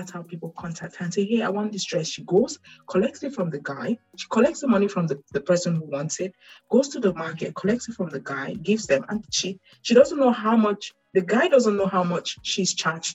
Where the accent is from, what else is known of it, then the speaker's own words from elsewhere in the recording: Douala, Littoral, Cameroon; moved away; I was born and raised in Douala. I don't know any other part of Cameroon that well.